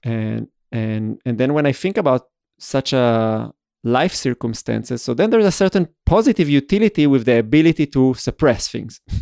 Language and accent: English; Israel; moved away as an adult; also born or lived in Vienna; I started growing up in Israel